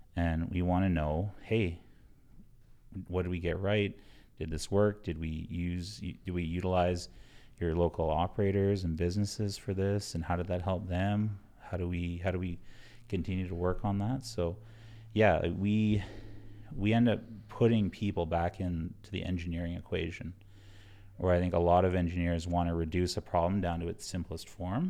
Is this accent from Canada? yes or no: yes; Blood Tribe, Alberta, Canada; I'm from the Blood Tribe.